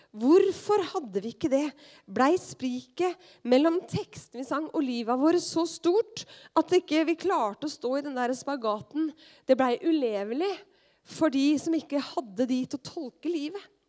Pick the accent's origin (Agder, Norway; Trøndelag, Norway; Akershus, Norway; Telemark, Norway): Telemark, Norway; Skien; moved away; mitt miljø som ungdom hjemme i Skien